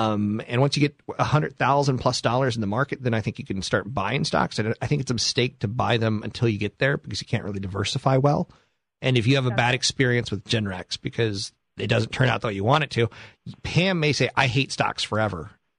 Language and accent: English; Naha, Okinawa, Japan; born there; I am from the East Coast, and actually, I'm from Japan. I was born in Mashinanaha, Okinawa.